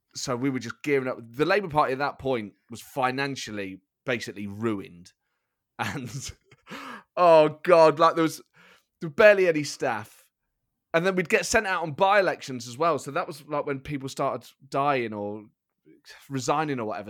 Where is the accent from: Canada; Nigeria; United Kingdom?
United Kingdom; Nottingham, East Midlands; I grew up in Nottingham with my mum and my sister.